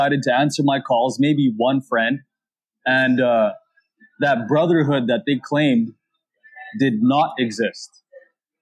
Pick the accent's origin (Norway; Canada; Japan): Canada; I'm a Filipino-Canadian, born in Canada